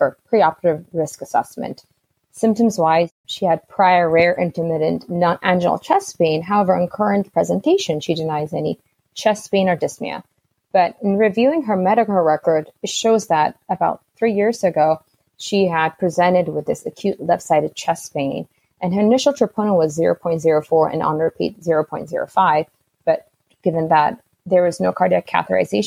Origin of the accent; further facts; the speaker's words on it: Ethiopia; also born or lived in Durham / Miami; now in Seattle, United States; I'm originally from Ethiopia